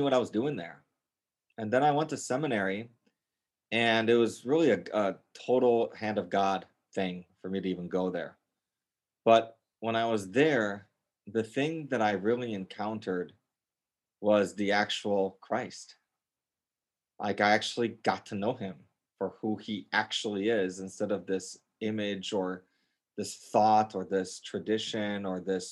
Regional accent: Gurnee, Illinois, United States; moved away as an adult; also born or lived in Serbia / Boston; I grew up north of Chicago in Gurnee, Illinois

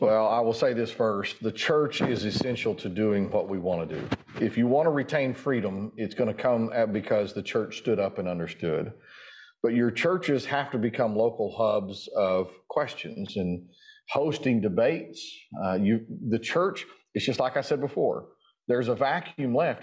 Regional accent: Durant, Oklahoma, United States; I'm from Durant.

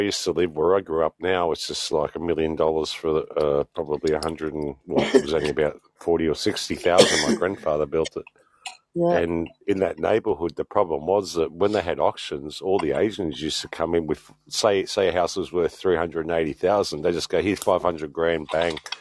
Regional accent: Sydney, New South Wales, Australia; moved away as an adult; now in Adelaide, Australia; I grew up in New South Wales. Yeah, Sydney, right heart of Sydney

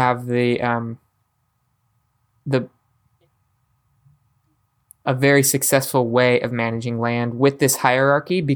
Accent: United States; we as the American people

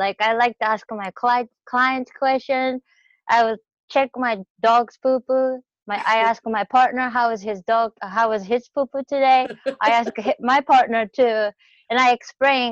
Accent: Japan; English is a second language; moved away as an adult; now in United States; I am from Japan. I have been in the United States since 2003.

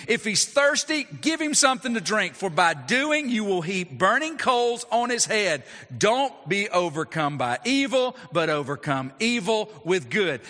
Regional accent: United States; as American citizens

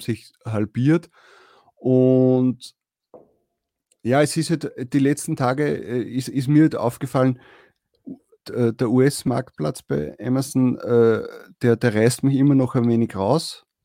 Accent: Austria; bei uns in Österreich

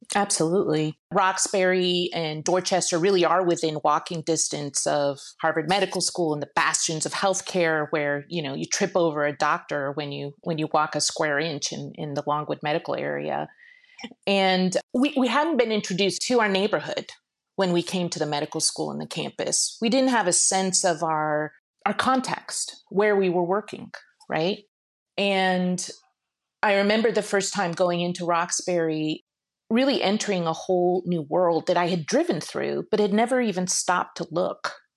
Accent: Shiraz, Fars, Iran; moved away; I was born in Iran, and I was very interested in taking a semester and going to Iran and working with a nomadic tribe, uh, near where I was born in Shiraz

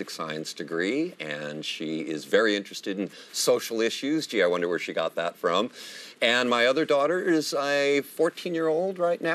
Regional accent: Livermore, California, United States; moved away as an adult; now in Patterson, United States; I grew up in Livermore. I'm part of the Livermore scene. That's where I consider myself from.

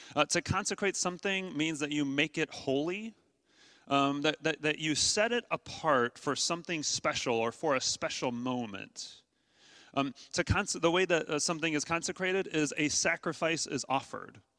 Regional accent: Midwest, United States; I'm from the Midwest

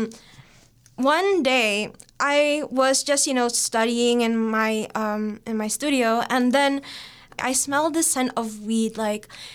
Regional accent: Singapore; moved away as an adult; now in Toronto, Canada; I was born and raised in Singapore, but my parents are Indonesian

